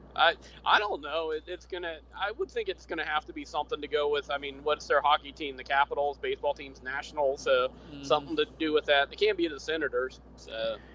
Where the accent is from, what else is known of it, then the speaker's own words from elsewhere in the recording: the South, Florida, United States; I grew up in the South